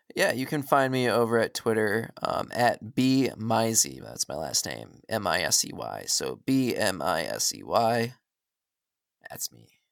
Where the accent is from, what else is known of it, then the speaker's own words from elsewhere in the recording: Milwaukee, Wisconsin, United States; also born or lived in Nashville; growing up in Milwaukee